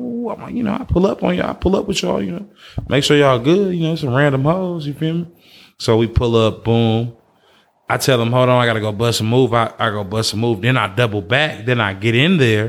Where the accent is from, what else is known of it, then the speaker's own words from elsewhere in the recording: Oakland, California, United States; Born and raised in Funktown